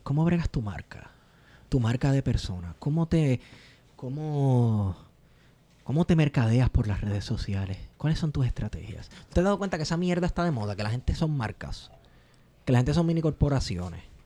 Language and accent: Spanish; Puerto Rico